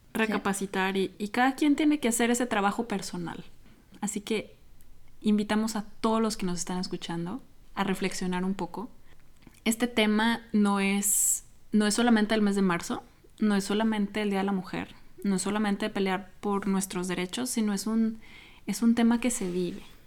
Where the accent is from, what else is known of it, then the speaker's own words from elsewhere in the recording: Mexico; soy de México